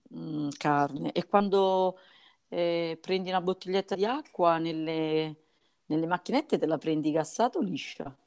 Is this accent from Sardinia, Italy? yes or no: no; Montella, Campania, Italy; se preferisci la montagna devi venire comunque da noi, se preferisci il vino rosso comunque devi venire da noi